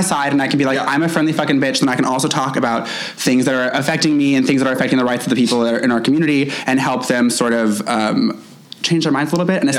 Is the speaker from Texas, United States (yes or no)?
no; Louisville, Kentucky, United States; moved away as an adult; also born or lived in New York; I was born in Louisville, okay. And then I moved to New York, started doing drag in New York, and then my husband got a fancy job and was like, come back to Kentucky and follow me